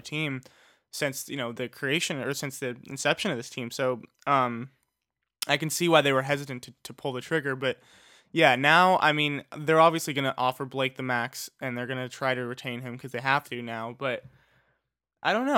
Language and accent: English; Los Angeles, California, United States; I'm from Los Angeles